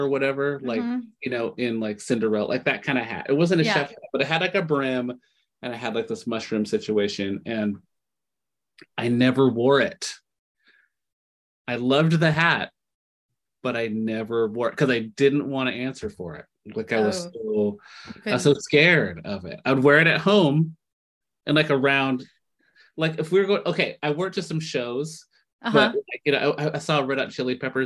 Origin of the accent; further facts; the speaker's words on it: Lacey, Washington, United States; I'm from Lacey, Washington, which is definitely not a metropolitan kind of like trendsetter zone